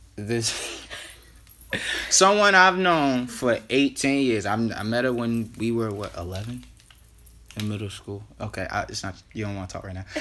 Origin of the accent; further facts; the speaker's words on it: Baltimore County, Maryland, United States; it's Baltimore County forever